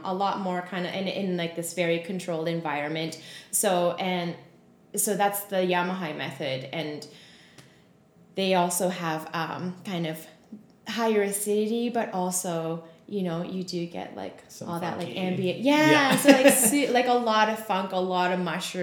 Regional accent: Canada; also born or lived in Japan; I grew up in Canada. I was born in Japan, but we moved to Canada when I was 6.

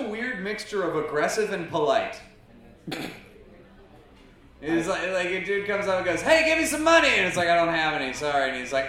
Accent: Minneapolis, Minnesota, United States; I grew up in Minneapolis

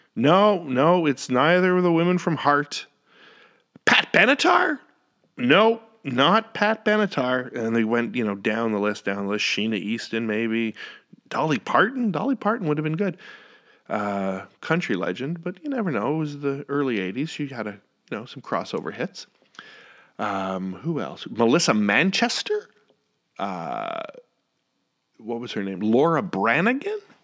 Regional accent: Ottawa, Ontario, Canada; moved away as an adult; now in Northern Virginia, United States; I love Ottawa, I love my hometown

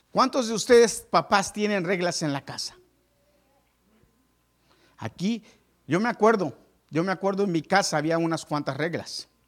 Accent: Mexico; moved away as an adult; hace muchos años yo decidí, yo me vine de México sin terminar la universidad. Me quedé a medias.

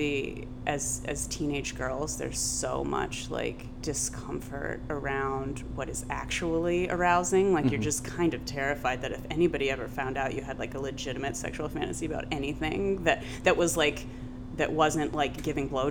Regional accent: Columbus, Ohio, United States; now in New York, United States; growing up in Columbus, Ohio

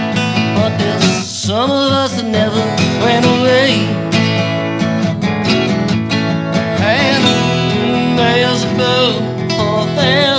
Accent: Thetford, Vermont, United States; I grew up in the Thetford, Vermont area

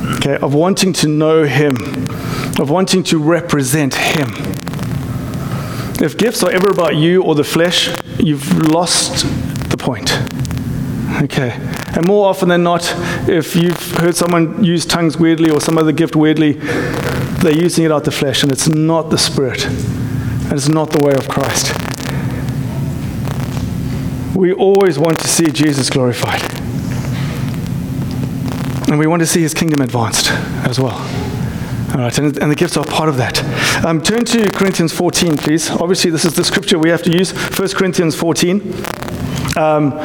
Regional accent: South Africa; now in United States; I'm South African

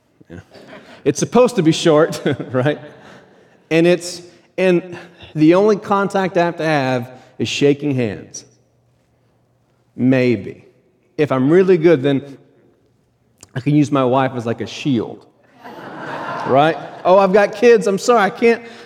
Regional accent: United States; We are American

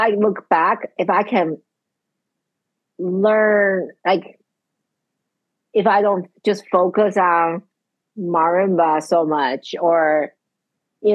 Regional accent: Taiwan; now in Charlottesville, United States; I grew up in Asia

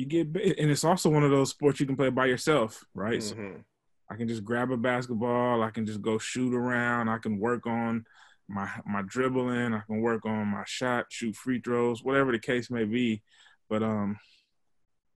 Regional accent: Oakland, California, United States; I grew up off of 55th Avenue

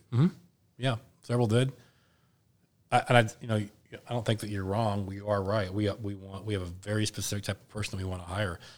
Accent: Indianapolis, Indiana, United States; my hometown

